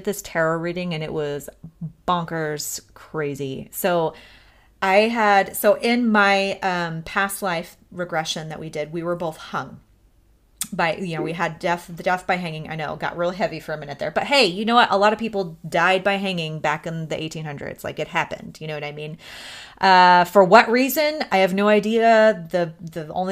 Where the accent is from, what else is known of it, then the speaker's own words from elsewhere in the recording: Missouri, United States; I was born in Missouri